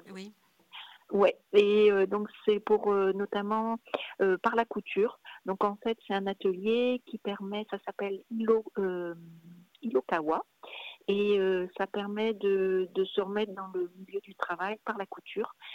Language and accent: French; Brittany, France; moved away as an adult; also born or lived in Paris; je suis née en Bretagne, donc, euh, et j'ai vécu en Bretagne jusqu'à l'âge de mes, attendez, 20 ans à peu près